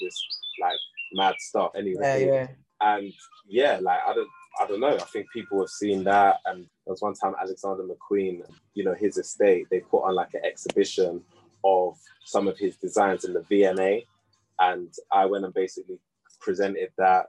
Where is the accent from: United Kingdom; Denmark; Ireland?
United Kingdom; I'm a British artist